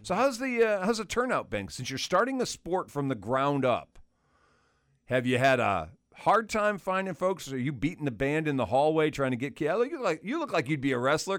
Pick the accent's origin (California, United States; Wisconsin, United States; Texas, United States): Wisconsin, United States; moved away; I grew up in Wisconsin, and my school had wrestling in high school